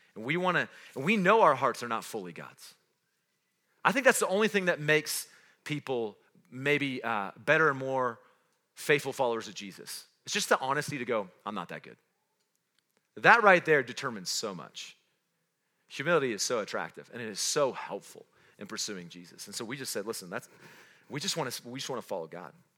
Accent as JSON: {"language": "English", "town": "Roswell", "region": "New Mexico", "country": "United States", "tie": "born or raised there", "also_born_or_lived": "North Carolina", "moved": "yes", "lives_now": "Cody, United States", "said": "I wasn't born in Cody, I wasn't raised in Cody, I was born in Roswell, New Mexico."}